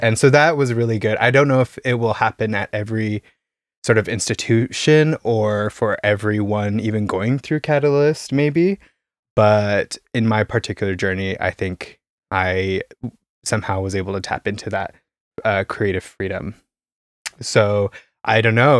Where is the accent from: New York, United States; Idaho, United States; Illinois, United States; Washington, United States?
Idaho, United States; Caldwell; moved away as an adult; also born or lived in Boise, Idaho; now in Berlin, Germany; I come from Idaho, uh, a small town, uh, Caldwell, like twenty thousand people